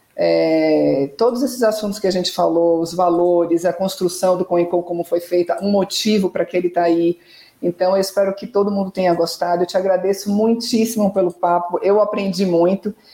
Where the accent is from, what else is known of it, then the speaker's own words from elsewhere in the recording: Salvador, Bahia, Brazil; eu que sou de Salvador